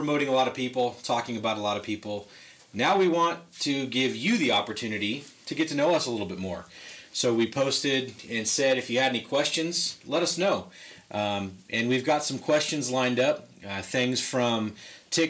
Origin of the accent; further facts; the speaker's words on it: Lancaster, California, United States; also born or lived in Panorama City, California; now in Acton, United States; I was actually born in Panorama City, but I was raised in Lancaster and practically lived in Lancaster till I was 33, and now I'm here in Acton.